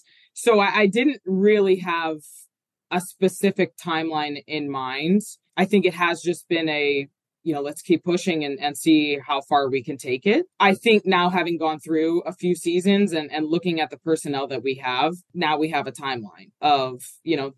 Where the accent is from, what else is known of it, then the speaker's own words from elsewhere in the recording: Horsham, Pennsylvania, United States; I grew up in Horsham, you know, still live in my hometown